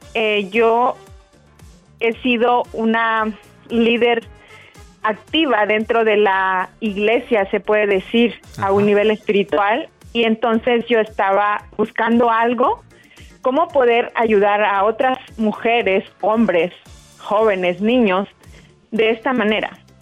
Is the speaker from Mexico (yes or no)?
yes; Mexico; now in North Carolina, United States; Ahorita estoy viviendo en Carolina del Norte, yo soy mexicana